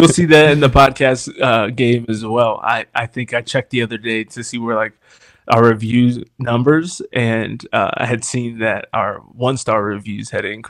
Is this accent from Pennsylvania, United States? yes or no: yes; Harrisburg, Pennsylvania, United States; So, born and raised in Harrisburg, Pennsylvania, and was baptized Lutheran.